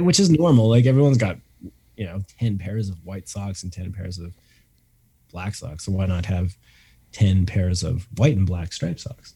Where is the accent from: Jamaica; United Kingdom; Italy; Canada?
Canada; we're coming back to Canada, which which was weird. Like, it's like this is my home country